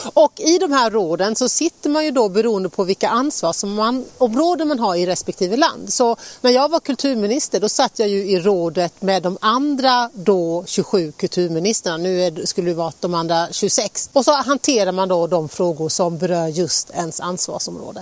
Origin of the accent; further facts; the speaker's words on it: Sweden